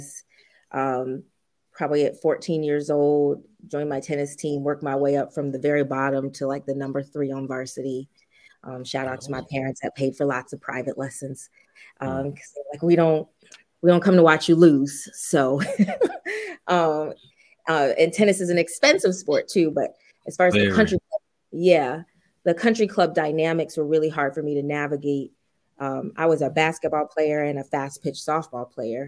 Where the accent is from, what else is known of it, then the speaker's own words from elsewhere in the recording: Richmond, Virginia, United States; I grew up in Richmond